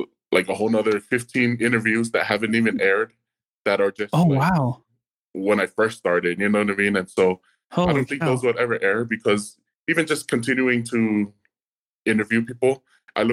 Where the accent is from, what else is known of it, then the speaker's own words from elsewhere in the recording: Hawaii, United States; moved away as an adult; also born or lived in New Mexico; I was born and raised in Kohoku, Hawaii, And so after I was born and raised in Hawaii, I moved to the mainland